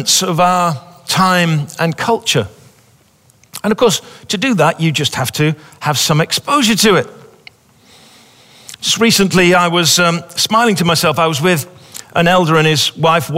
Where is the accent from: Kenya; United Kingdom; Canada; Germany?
United Kingdom; England; moved away as an adult; also born or lived in Pawleys Island, South Carolina; now in South Carolina, United States; we're English people